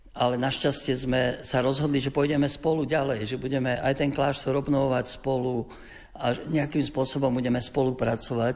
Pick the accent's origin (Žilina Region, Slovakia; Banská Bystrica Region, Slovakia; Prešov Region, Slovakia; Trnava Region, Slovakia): Prešov Region, Slovakia; near Podolínec; also born or lived in Bratislava; je to aj môj rodný kraj, tu nedaleko